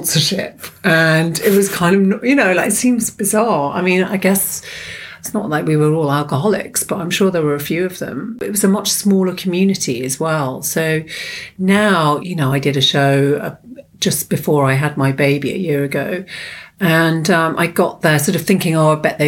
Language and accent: English; London, United Kingdom; I was born in London